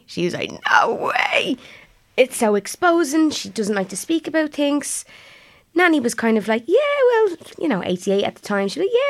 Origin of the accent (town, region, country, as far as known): Blanchardstown, Leinster, Ireland